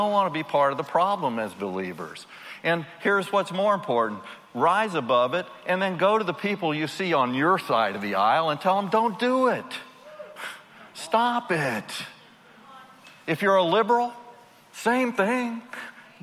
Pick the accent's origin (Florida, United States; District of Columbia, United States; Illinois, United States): District of Columbia, United States; Washington; I grew up in Washington, D.C.